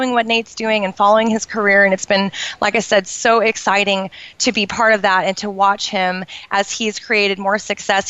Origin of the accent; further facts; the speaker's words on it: Portland, Oregon, United States; in Portland, which is where I grew up in the Pacific Northwest